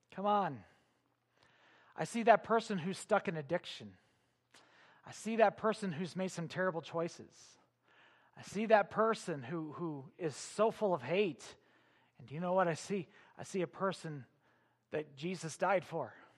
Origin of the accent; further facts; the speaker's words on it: Illinois near Chicago, United States; I grew up in Illinois near Chicago